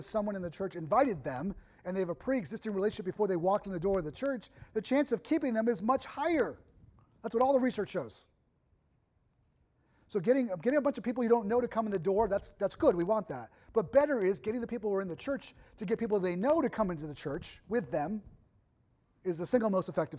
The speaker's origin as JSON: {"language": "English", "region": "Massachusetts", "country": "United States", "tie": "born or raised there", "moved": "yes", "lives_now": "Ohio, United States", "said": "I grew up in Massachusetts."}